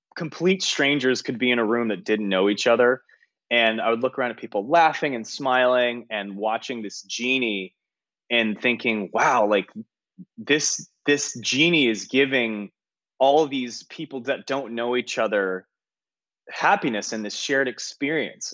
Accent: San Francisco Bay Area, California, United States; moved away; it was in the Bay Area.

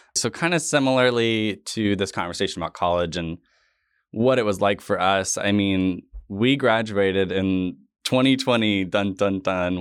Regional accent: Tulsa, Oklahoma, United States; we both grew up here, so I think for me personally, I had a different experience of Tulsa when I was here in high school

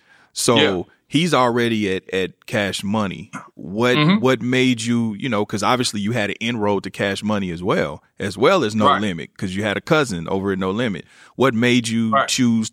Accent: Kansas City, United States; I'm from Kansas City.

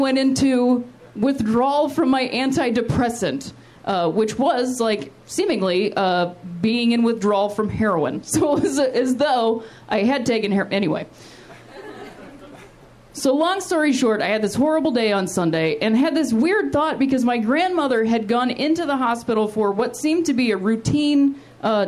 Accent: Akron, Ohio, United States; also born or lived in West Virginia; my hometown of Akron, Ohio. That's where I'm from

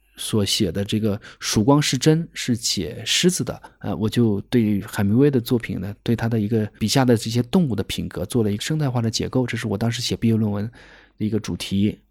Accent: Wuhan, Hubei, China; moved away as an adult; also born or lived in Serengeti National Park, Tanzania; now in Tanzania; 我是武汉人嘛，武汉有一个青山区，离我家是很近的

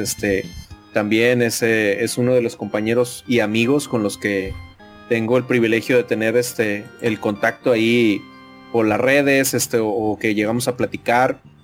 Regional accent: Nuevo León, Mexico; colinda con Nuevo León, de donde yo soy

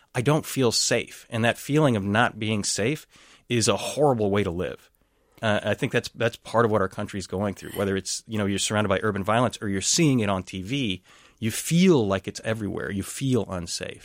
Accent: Texas, United States; first language English; moved away as an adult; also born or lived in Dallas, Texas; now in Saint Paul, United States; I grew up in Texas

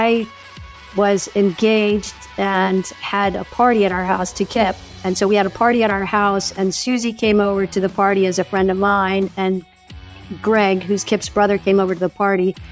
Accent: McLean, Virginia, United States; I grew up in McLean, Virginia

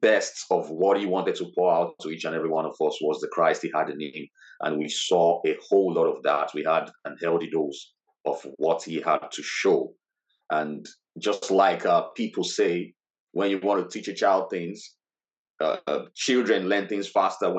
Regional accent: Lagos, Nigeria; moved away as an adult; also born or lived in Ogun State, Nigeria; now in Middlesbrough, United Kingdom; I lived in Lagos State most of my life, but my state of origin is Ogun State, and I'm Yoruba by tradition

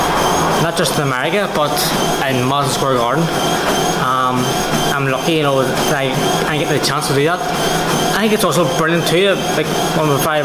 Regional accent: Ireland; I'm Irish

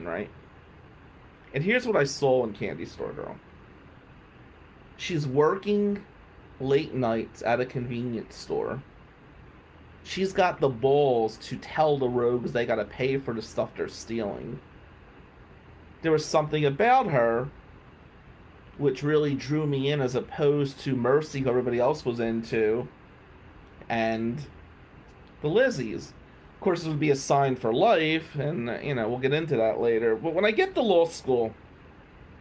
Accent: New Jersey, United States; moved away; I'm from Jersey

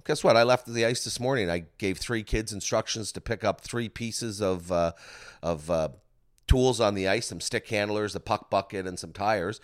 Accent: Bridgewater, Nova Scotia, Canada; growing up in Bridgewater

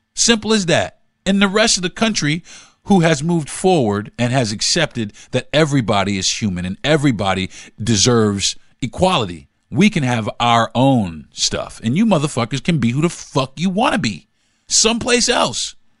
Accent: Florida, United States; growing up in Florida

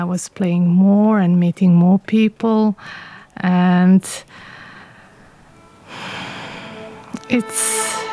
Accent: Bosnia & Herzegovina; also born or lived in England; I am from Bosnia

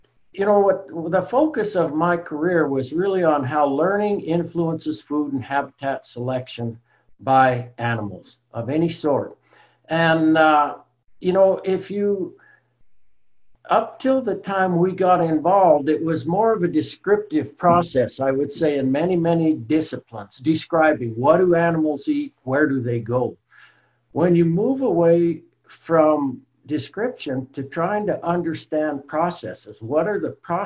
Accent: Colorado, United States; I'm from Colorado originally, grew up in the mountains there in Colorado

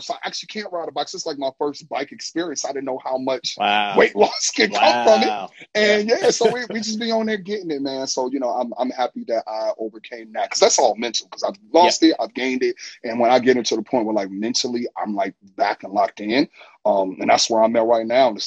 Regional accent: Chicago, Illinois, United States; moved away as an adult; also born or lived in New York City; now in Los Angeles, United States; I'm from Chicago. Cool. I'm from the Shy.

